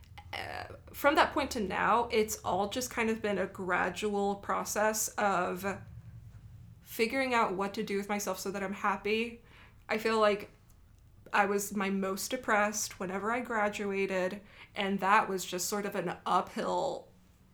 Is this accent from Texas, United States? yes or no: yes; Brownsville, Texas, United States; moved away as an adult; also born or lived in San Marcos, Texas; in my hometown, I felt like I was the white kid in a city of Mexicans